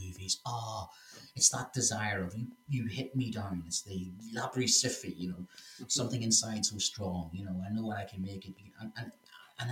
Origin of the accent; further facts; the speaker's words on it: Northern Ireland, United Kingdom; accent: Northern Irish; do I speak French with a Northern Irish accent?